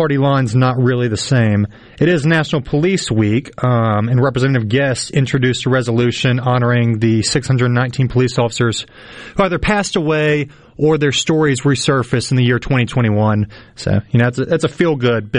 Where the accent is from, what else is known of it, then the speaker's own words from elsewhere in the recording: Jackson, Mississippi, United States; I'm born and raised in Jackson, Jackson Metro, live in Jackson.